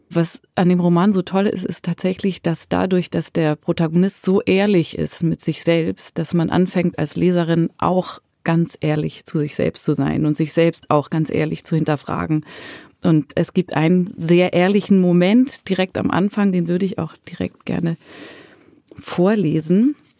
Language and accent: German; Zurich, Switzerland; in Zürich, in meiner Heimatstadt